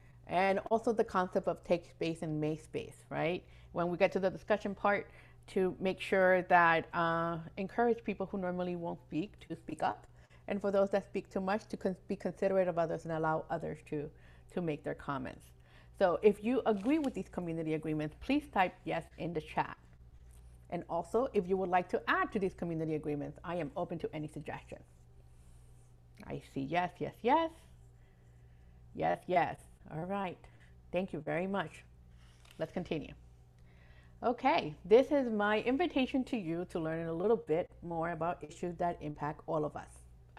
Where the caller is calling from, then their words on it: West Palm Beach, Florida, United States; I am connecting today from West Palm Beach, Florida, the ancestral lands of the Taino, Jaga, Tequesta, and Seminole people.